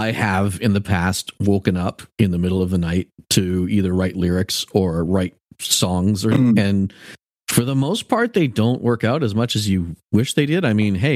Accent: Canada; As a Canadian

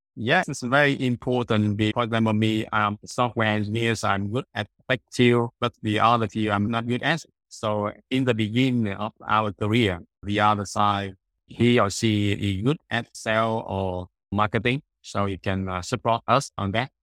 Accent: Da Nang, Vietnam; I'm from Danang, Vietnam

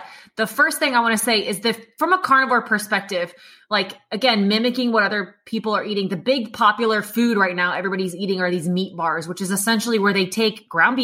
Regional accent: Indiana, United States; I'm from the Midwest. Listen, I know, Judy, I'm just a basic white person, okay? That's it. There's no eclectic culture there, Judy. It's just Indiana.

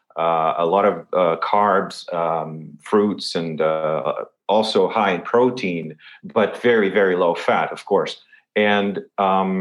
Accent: Lisbon, Portugal; I'm born and raised in Lisbon

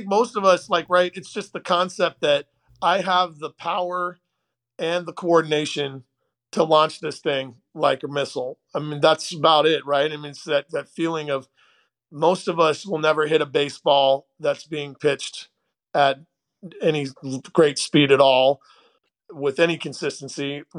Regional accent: Portland, Oregon, United States; I grew up initially in Portland, Oregon, and we lived right by a great public golf course, the Westmoreland Golf Course.

